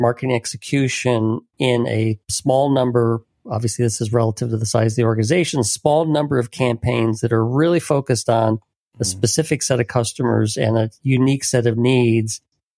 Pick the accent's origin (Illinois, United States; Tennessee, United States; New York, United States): Illinois, United States; You know, I grew up in Illinois